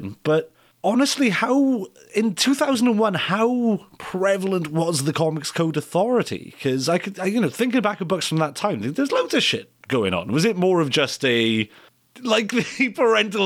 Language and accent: English; Wales, United Kingdom; I'm from Wales